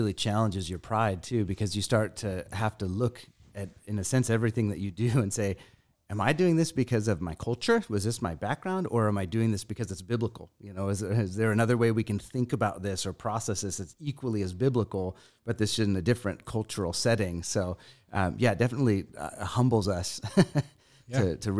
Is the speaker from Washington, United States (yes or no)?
yes; Spokane, Washington, United States; Originally from Spokane, Washington.